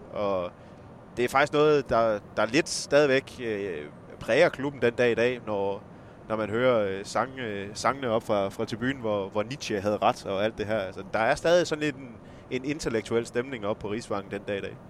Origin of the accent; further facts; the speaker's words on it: Esbjerg, Southern Denmark, Denmark; accent: West Jutlandic; det kan man måske også lige høre på min dialekt. Jeg er jo ikke oceaner. Jeg er jo, jeg er jo vestjyde og nede fra Esbjerg-området